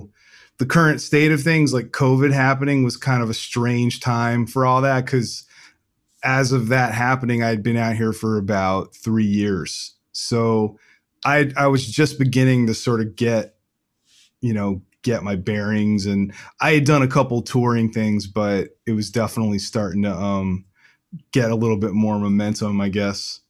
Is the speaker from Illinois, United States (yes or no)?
no; Rockville, Maryland, United States; I grew up in a town called Rockville, Maryland